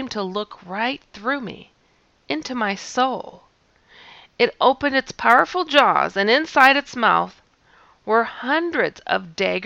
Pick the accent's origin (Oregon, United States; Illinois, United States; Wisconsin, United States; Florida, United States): Wisconsin, United States; I'm from Wisconsin